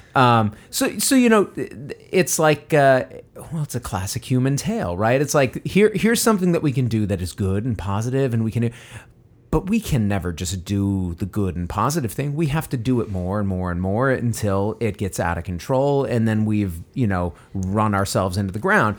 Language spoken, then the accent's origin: English; United States; an American